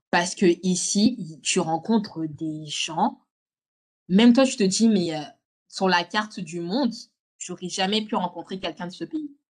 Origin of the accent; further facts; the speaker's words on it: Lyon, Auvergne-Rhône-Alpes, France; moved away as an adult; also born or lived in Villeurbanne; now in London, United Kingdom; je suis née à Lyon. j'ai grandi à Lyon.